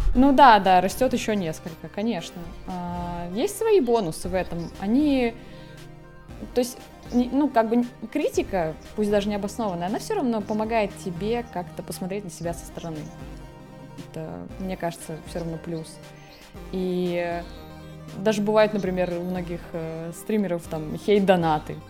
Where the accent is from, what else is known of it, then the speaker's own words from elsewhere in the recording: Murmansk, Murmansk Oblast, Russia; moved away as an adult; also born or lived in Saint Petersburg; now in Moscow, Russia; Вообще я из Мурманска, из Мурманской области.